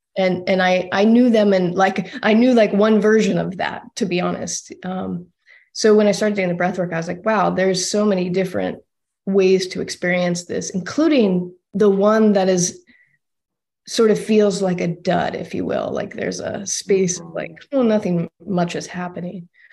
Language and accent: English; Austin, Texas, United States; moved away; I'm from Austin originally, so out of Texas.